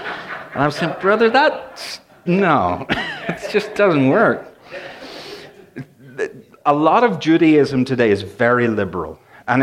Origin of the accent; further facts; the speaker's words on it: Northern Ireland, United Kingdom; this is interesting because I grew up in Northern Ireland, and I grew up with, my mother was a great cook, but it was pretty plain stuff.